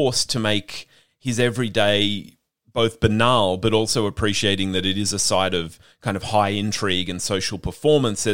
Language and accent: English; Australia; as white Australians